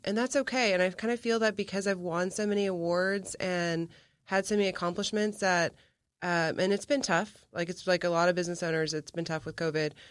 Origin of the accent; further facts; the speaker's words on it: McAllen, Texas, United States; my hometown of McAllen